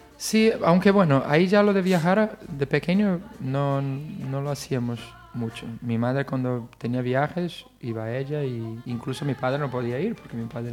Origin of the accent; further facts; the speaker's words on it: Rio de Janeiro, Brazil; Spanish is a second language; moved away as an adult; now in Spain; nací en Río de Janeiro ya hace algunos añitos